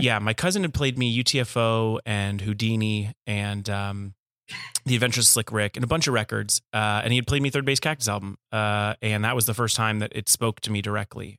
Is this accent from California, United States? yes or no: yes; Los Angeles, California, United States; I grew up in Woodland Hills, California